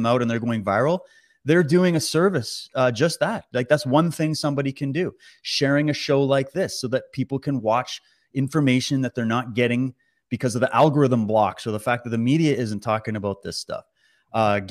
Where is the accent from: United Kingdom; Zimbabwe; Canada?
Canada; as a Canadian